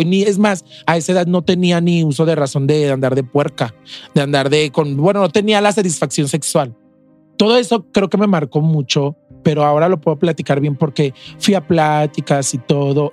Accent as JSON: {"language": "Spanish", "town": "León", "region": "Guanajuato", "country": "Mexico", "also_born_or_lived": "Mexico City", "moved": "as an adult"}